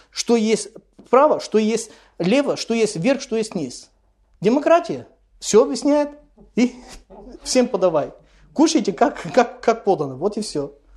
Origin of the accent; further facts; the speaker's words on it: Bulgaria; недалеко от моего родного города